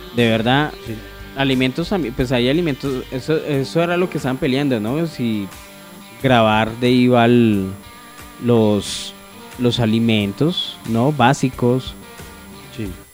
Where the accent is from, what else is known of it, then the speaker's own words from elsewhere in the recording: Colombia; como cualquier colombiano